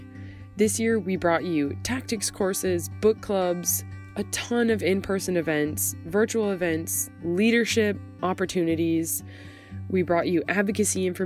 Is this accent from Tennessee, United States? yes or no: yes; Tennessee, United States; my home state of Tennessee